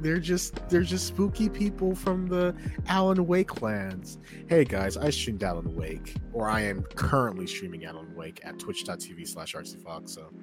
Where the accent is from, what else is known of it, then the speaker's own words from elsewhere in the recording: Georgia, United States; born there; Chat, no, come to Georgia. You'll love Cali. I was born in Georgia.